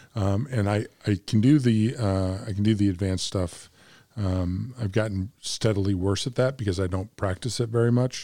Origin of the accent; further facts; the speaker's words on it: Bloomington, Illinois, United States; now in Little Rock, United States; from Bloomington Normal as well